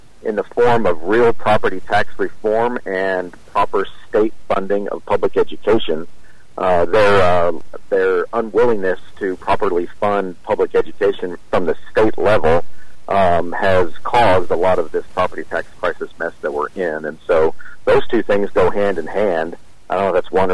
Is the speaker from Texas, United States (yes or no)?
yes; Austin, Texas, United States; I grew up in Austin, Texas